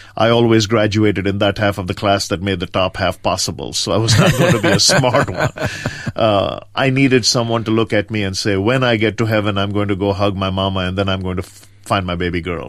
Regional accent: India; moved away; I grew up in rural India on the east coast, uh, a small town between Madras

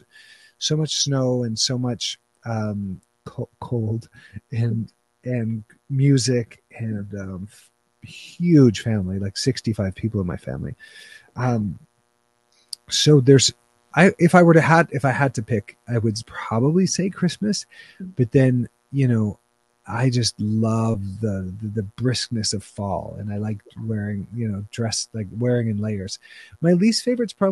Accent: Canada; I'm Canadian

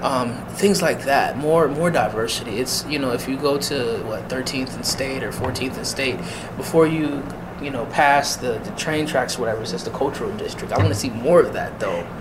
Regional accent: Erie, Pennsylvania, United States; also born or lived in Massachusetts / Edinburgh; I am born and raised in Erie, Pennsylvania

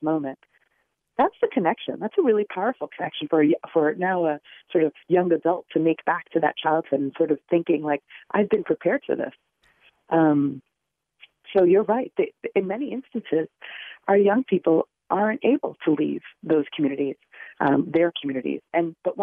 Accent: New York City, New York, United States; I was born and raised in the Bronx. I didn't leave the borough

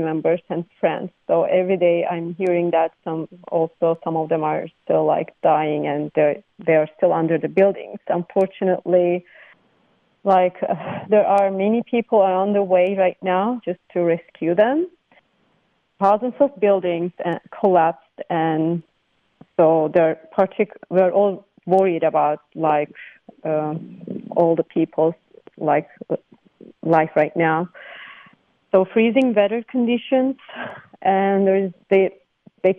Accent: Gaziantep, Turkey; now in Contra Costa County, United States; I'm from Turkey, and my whole family, and I grew up in Gaziantep in Turkey

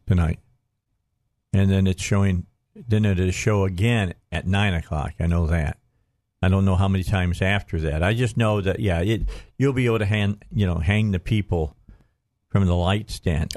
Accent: Gary, Indiana, United States; I was born in Gary

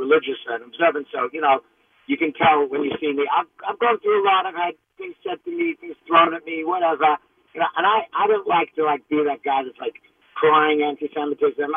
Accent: Australia; now in New York, United States; I live here in New York, but I'm from Australia

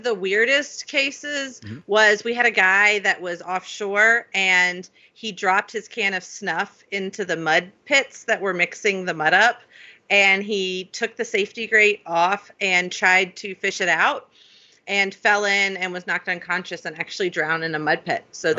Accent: Florida, United States; also born or lived in Alabama / California; I was born in Alabama, grew up in Florida and California, and then went to undergrad and law school at LSU

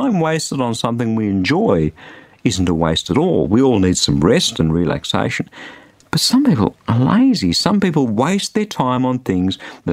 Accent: Australia; being an Australian

